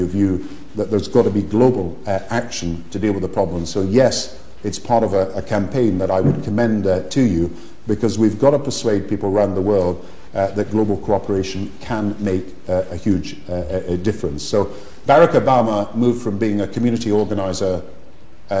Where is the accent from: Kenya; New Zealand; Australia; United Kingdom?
United Kingdom; Kirkcaldy, Scotland; Kirkcaldy, the town I was brought up